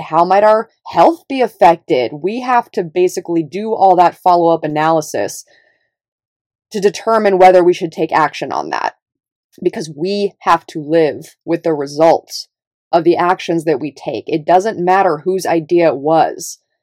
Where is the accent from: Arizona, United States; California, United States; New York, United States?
California, United States; Davis; moved away; also born or lived in Los Angeles; I grew up in Northern California in a little, little liberal town called Davis